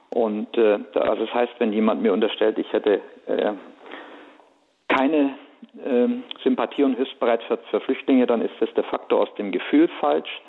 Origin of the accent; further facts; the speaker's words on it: Leipzig, Saxony, Germany; born there; Ja, es ist so, ich bin eigentlich in Leipzig geboren